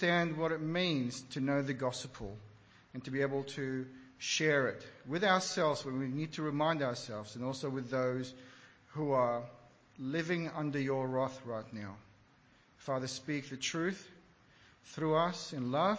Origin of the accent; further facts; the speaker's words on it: Iraq; moved away; Growing up in Iraq